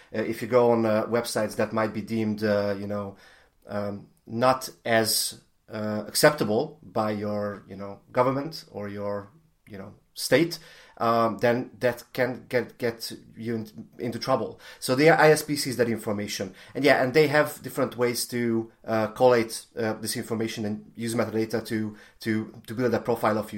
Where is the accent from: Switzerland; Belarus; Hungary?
Hungary; I'm, I'm from Hungary